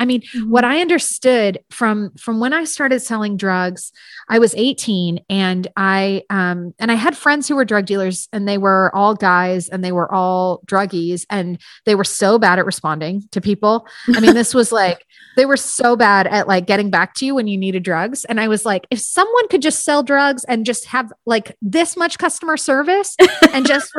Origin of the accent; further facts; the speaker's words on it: San Francisco, California, United States; I'm from San Francisco area.